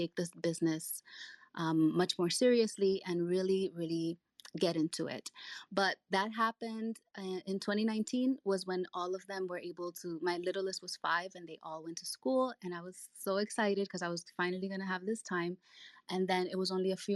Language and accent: English; New York City, New York, United States; also born or lived in Dominican Republic; I was born in the Dominican Republic and I came here when I was 6 years old with my family. I grew up in New York City